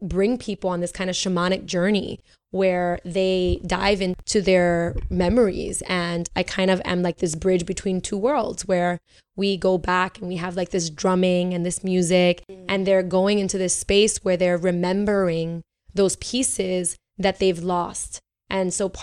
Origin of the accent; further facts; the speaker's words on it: New York City, New York, United States; moved away; also born or lived in Puerto Rico; I'm New Yorican, so I grew up. I grew up in Bushwick